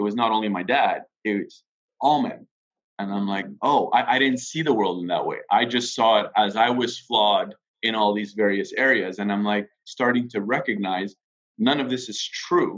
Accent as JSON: {"language": "English", "region": "Quebec", "country": "Canada", "tie": "born or raised there", "said": "I grew up in Quebec"}